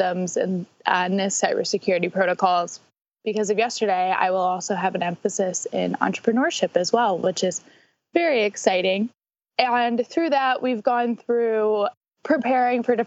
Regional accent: St. Louis, Missouri, United States; I'm from St. Louis

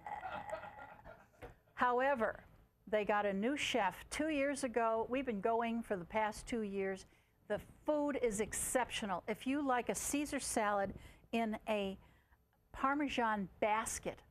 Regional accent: Chicago, Illinois, United States; I'm from Chicago, a near nearby city, and yes, it's pretty cold over there.

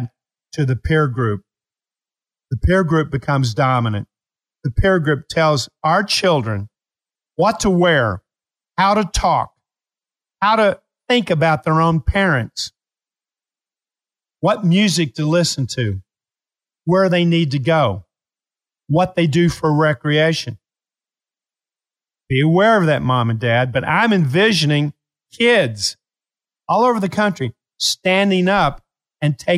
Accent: Appalachia, United States; I was raised in Appalachia.

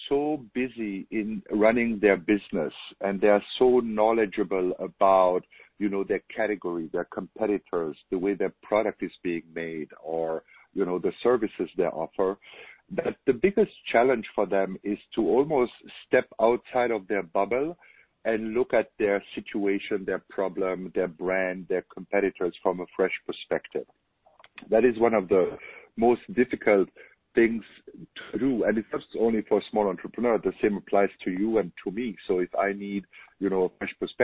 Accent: Germany; accent: German; English is a second language; moved away as an adult; now in United States; as you can hear from my accent, I'm German. I was born in Germany, but I moved to the U.S. 16 years ago

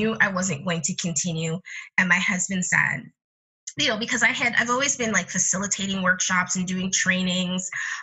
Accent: Canada; I come from Jamaican parentage, but I was born in Canada

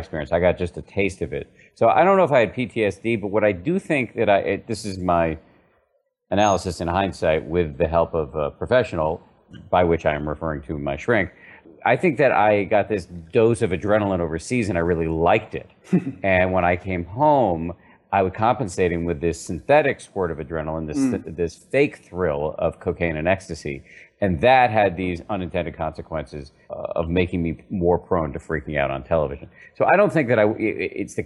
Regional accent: Massachusetts, United States; I was raised in the People's Republic of Massachusetts by two very, very skeptical secular scientists

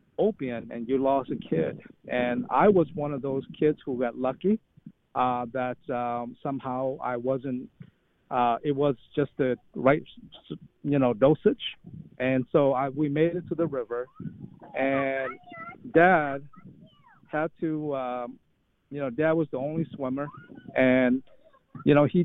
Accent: Detroit, Michigan, United States; moved away; I grew up in Detroit

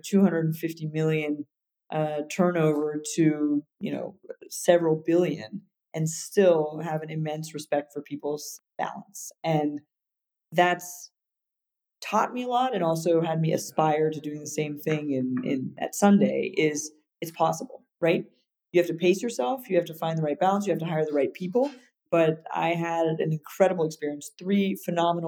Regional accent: United States; moved away; also born or lived in Paris, France; I was living in Europe as an American

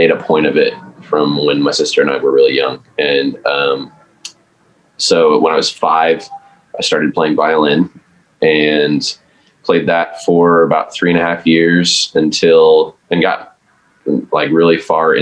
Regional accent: just west of Milwaukee, Wisconsin, United States; now in Nashville, United States; I grew up in Wisconsin, just west of Milwaukee.

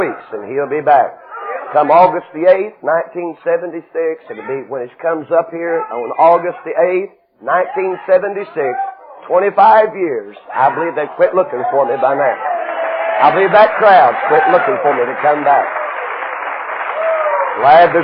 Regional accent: Knoxville, Tennessee, United States; Knoxville, Tennessee

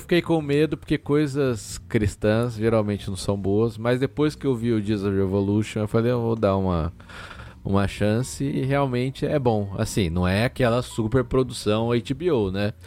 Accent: Brazil; a gente como brasileiro

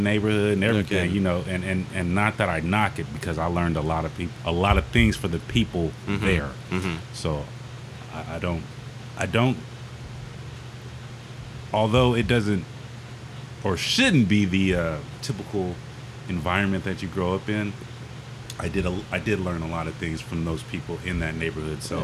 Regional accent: Seaside, California, United States; moved away as an adult; also born or lived in Salinas, California; now in Hawaii, United States; I grew up in Seaside. I was born in Salinas.

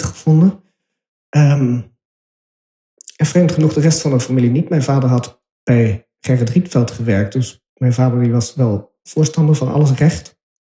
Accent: Utrecht, Netherlands; moved away; En toen ik in Overvecht opgroeide, kwam daar wonen toen ik drie was

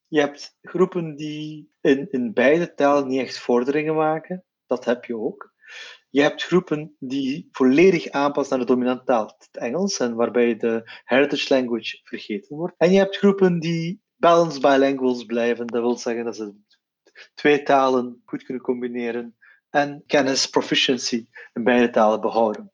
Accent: Flanders, Belgium; ik ben van Turks-Belgische origine

